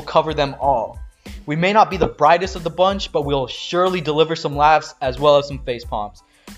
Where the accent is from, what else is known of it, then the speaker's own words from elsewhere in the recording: United States; us as young Indian Americans.